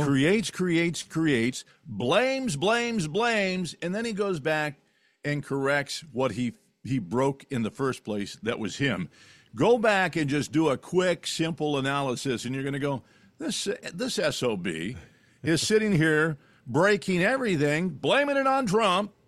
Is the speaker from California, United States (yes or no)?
yes; California, United States; when I was a kid growing up in California